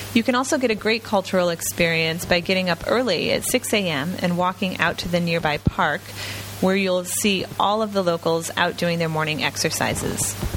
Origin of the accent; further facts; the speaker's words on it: United States; now in Ho Chi Minh City, Vietnam; I'm American